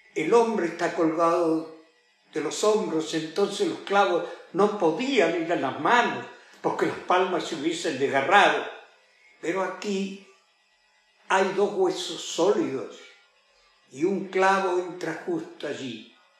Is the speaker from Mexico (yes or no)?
no; Argentina; para toda nuestra gente, para la gente que habita la República Argentina